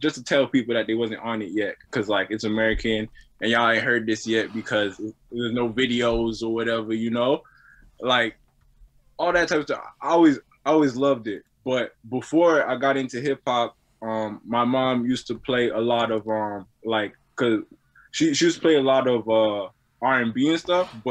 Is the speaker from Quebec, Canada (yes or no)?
yes; Brossard, Quebec, Canada; also born or lived in Greenfield Park / Montreal; I'm born on the island of Montreal because that's where the hospital was at. I was always on the south side